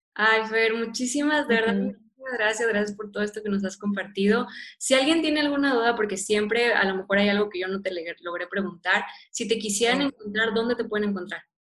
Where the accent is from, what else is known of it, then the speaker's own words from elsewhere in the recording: Monterrey, Nuevo León, Mexico; yo soy regiomontana, yo soy de Monterrey